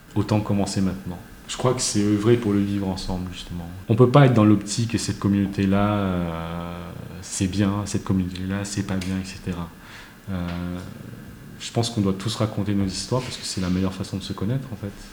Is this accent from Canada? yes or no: no; France; also born or lived in Paris (19th arrondissement); je suis français